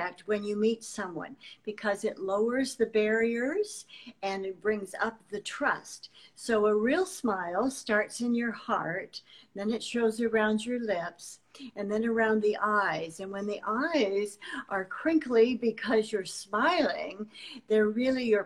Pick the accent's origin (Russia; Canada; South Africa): Canada; even in my own country, which is Canada by birth